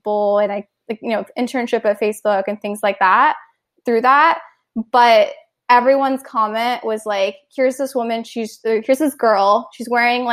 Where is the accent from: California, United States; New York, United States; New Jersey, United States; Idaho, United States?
California, United States; Cupertino; also born or lived in South India / East Coast, United States; I grew up mostly in South Bay, California, in Cupertino. And that's where I went to high school as well.